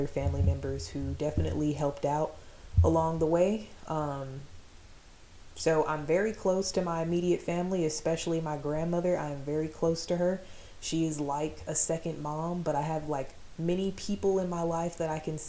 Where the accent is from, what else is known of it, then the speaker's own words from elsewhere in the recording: Fort Riley, Kansas, United States; I was born in Fort Riley, Kansas to a single mom